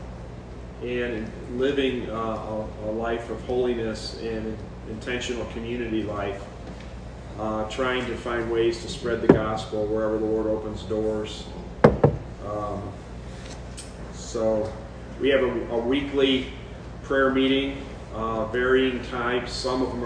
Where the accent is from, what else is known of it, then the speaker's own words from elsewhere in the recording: New York, United States; now in Augusta, United States; I'm from New York